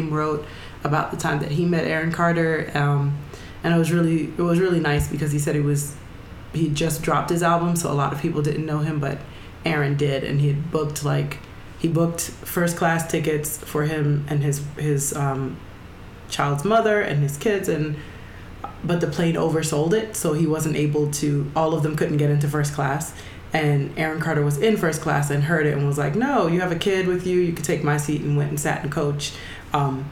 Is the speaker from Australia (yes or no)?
no; Jamaica; I'm not from America anyway, so it's not like it's a normal it's not a normal holiday for us in Jamaica.